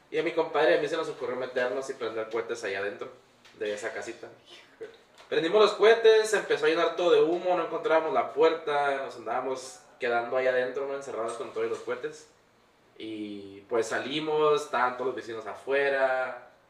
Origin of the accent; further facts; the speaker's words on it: Tijuana, Baja California, Mexico; also born or lived in Angostura, Sinaloa / United States; yo soy nacido aquí en Tijuana, fui criado en Sinaloa, en Angostura, Sinaloa. mis papás me llevaron como tenía como 20 días de nacido, algo así crecí en un ranchito que se llama Rafael Buena en el municipio mm, Ejido, no sé cómo se dice, Angostura.